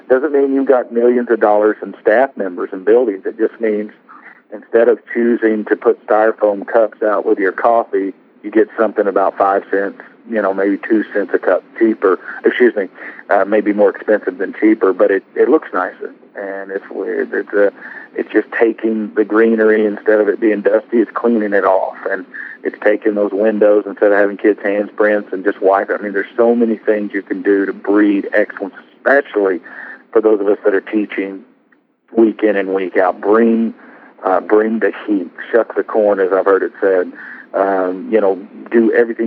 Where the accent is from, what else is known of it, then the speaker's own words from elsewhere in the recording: Arkansas, United States; Walmart, which happens to be in my home state